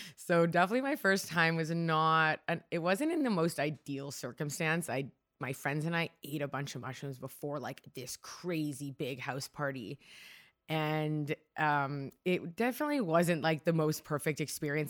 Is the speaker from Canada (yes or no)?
yes; Markham, Ontario, Canada; first language Hungarian; English is a second language; also born or lived in Toronto; now in Vancouver, Canada; I grew up in Markham, Ontario, so just outside of Toronto, but I was born right downtown